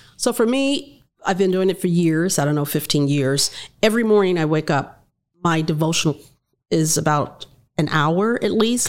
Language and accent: English; Miami, Florida, United States; I'm black, I'm a female, I grew up in Liberty City